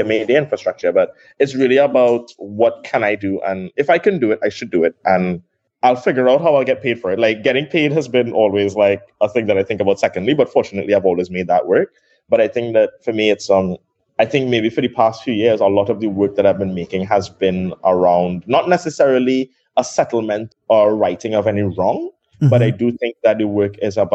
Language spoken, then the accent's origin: English; Trinidad & Tobago; also born or lived in Brooklyn, New York; I was born in Trinidad. I grew up with my dad alone